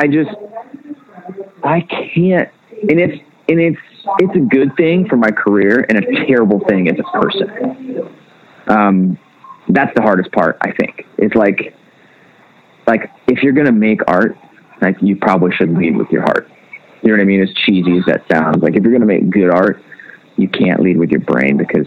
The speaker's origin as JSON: {"language": "English", "region": "the South", "country": "United States", "tie": "born or raised there", "said": "Growing up in the South"}